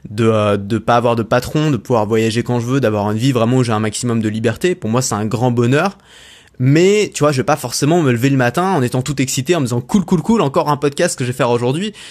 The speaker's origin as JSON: {"language": "French", "country": "France", "tie": "born there", "said": "des 5% des gens les plus privilégiés au monde parce que je suis né en France"}